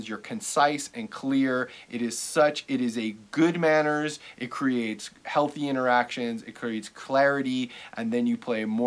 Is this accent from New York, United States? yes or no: yes; New York, United States; I'm a New Yorker born and raised